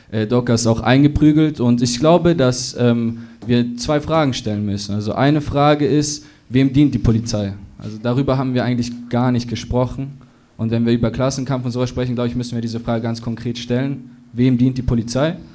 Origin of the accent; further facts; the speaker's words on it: Munich, Bavaria, Germany; ich komme aus München tatsächlich.